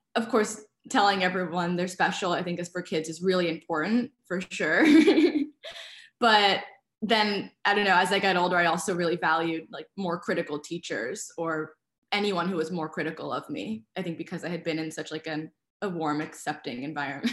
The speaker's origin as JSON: {"language": "English", "town": "New York City", "region": "New York", "country": "United States", "tie": "born or raised there", "said": "I really liked growing up in Brooklyn."}